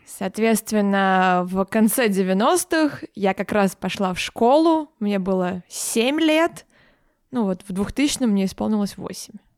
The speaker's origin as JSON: {"language": "Russian", "region": "Moscow", "country": "Russia", "tie": "born or raised there", "also_born_or_lived": "Podolsk, Moscow Oblast", "said": "когда я пошла в школу, э, я переехала в Москву"}